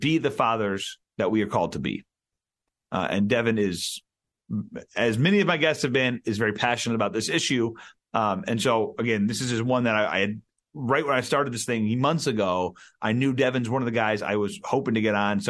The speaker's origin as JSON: {"language": "English", "country": "United States", "said": "you and I are both from the Quad Cities"}